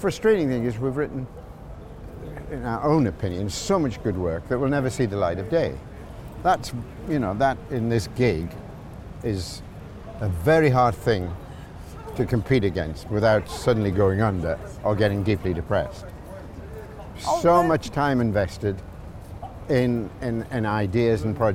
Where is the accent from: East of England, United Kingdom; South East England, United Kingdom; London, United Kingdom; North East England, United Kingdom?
North East England, United Kingdom; the Northeast; now in Los Angeles, United States; I'm from the Northeast